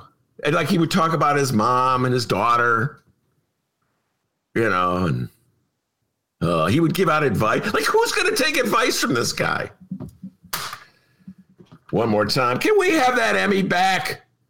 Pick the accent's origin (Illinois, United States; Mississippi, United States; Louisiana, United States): Illinois, United States; Evanston; I would care because it's my hometown.